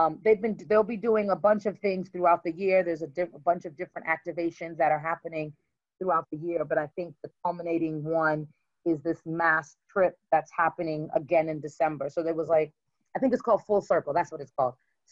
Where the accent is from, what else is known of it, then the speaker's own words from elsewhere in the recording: Brooklyn, New York, United States; I'm from Brooklyn, so I'm not a fool.